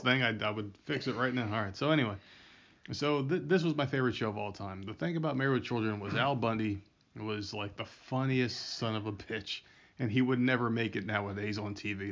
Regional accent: Middlesex, New Jersey, United States; I'm from Middlesex

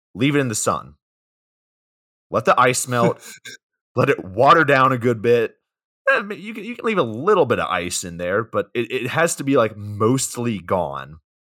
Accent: Georgia, United States; We're both from Georgia

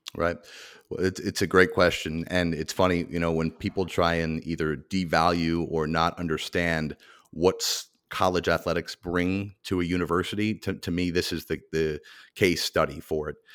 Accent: Mahwah, New Jersey, United States; my hometown of Mahwah, New Jersey

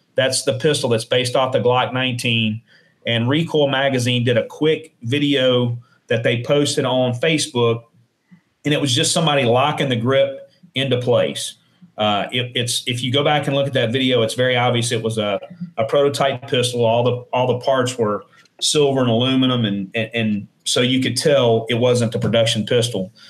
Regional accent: New Orleans, Louisiana, United States; moved away as an adult; also born or lived in Shreveport, Louisiana; now in Ruston, United States; I was born in Shreveport, and then I lived in uh, in New Orleans uh, until I enlisted

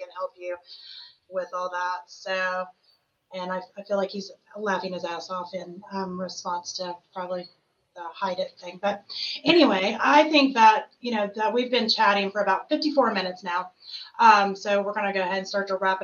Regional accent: the South, United States; I come from the South where you get married

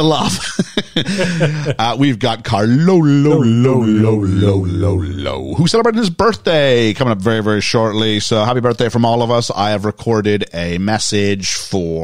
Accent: Canada; accent: Canadian; my Canadian tones.

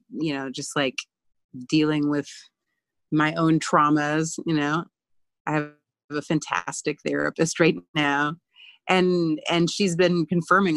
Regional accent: Bible Belt, Southeast, United States; moved away as an adult; I grew up queer in the Southeast in the middle of the Bible Belt

